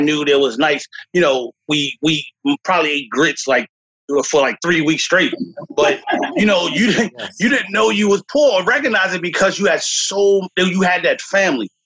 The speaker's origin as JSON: {"language": "English", "town": "New York City", "region": "New York", "country": "United States", "tie": "born or raised there", "moved": "as an adult", "lives_now": "South Brunswick, United States", "said": "I grew up in the South Bronx"}